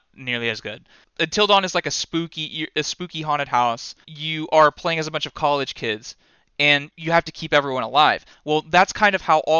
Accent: United States; I'm just an American

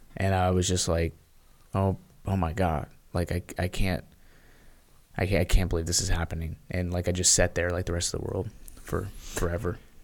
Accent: Memphis, Tennessee, United States; I was born in Memphis, Tennessee

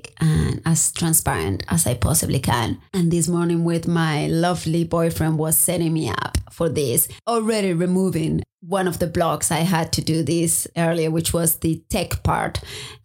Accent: Spain; also born or lived in Maui, Hawaii / United States; now in Hawaii, United States; I'm originally from Spain

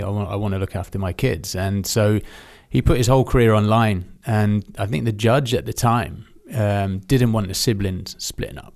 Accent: Aldershot, South East England, United Kingdom; growing up in Aldershot in these military schools

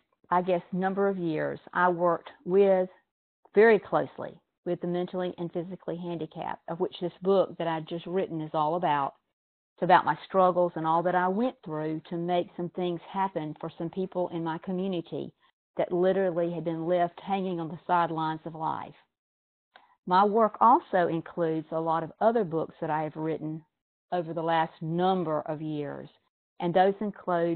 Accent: Douglas, Georgia, United States; I'm from Douglas, Georgia, and that's a little town in South Georgia

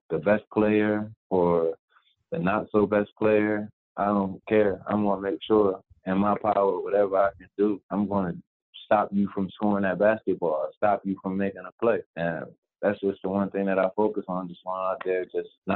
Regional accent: Chester, Pennsylvania, United States; where I'm from Chester, PA

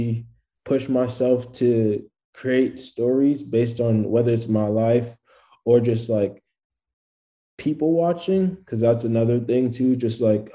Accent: New York City, New York, United States; I'm a rapper from Brooklyn, New York

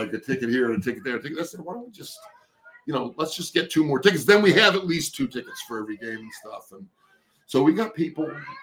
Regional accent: Buffalo, New York, United States; I'm from Buffalo

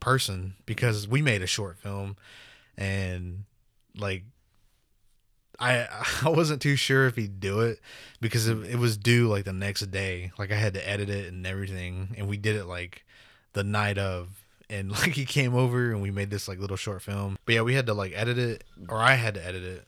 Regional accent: Oklahoma, United States; growing up in Oklahoma

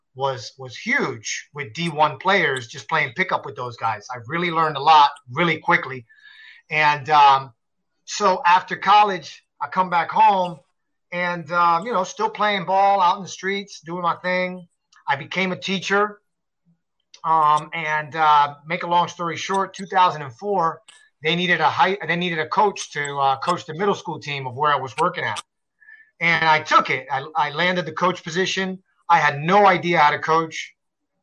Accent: Paterson, New Jersey, United States; I grew up in Paterson, New Jersey, you know, the hood, on the street, typical street kid

